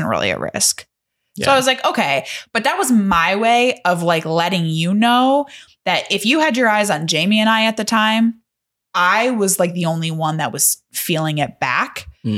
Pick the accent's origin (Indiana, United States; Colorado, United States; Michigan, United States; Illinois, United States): Indiana, United States; South Bend; But Chunt knew that I was from the South Bend area.